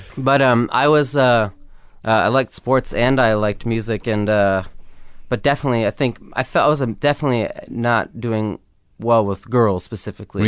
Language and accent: English; Los Angeles, California, United States; growing up in L